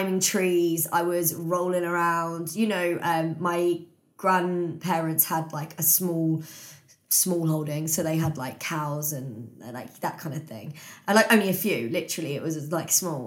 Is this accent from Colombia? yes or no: no; Bletchley, South East England, United Kingdom; I now live like just outside Milton Keynes, but I grew up in Bletchley, went to school around here